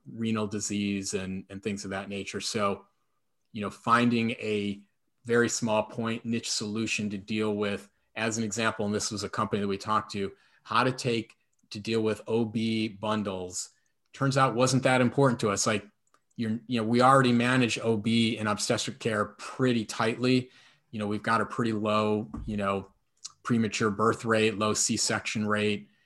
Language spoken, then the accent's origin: English; shores of Lake Erie, Midwest, United States; moved away; I grew up on the shores of Lake Erie and now live on the shores of Lake Michigan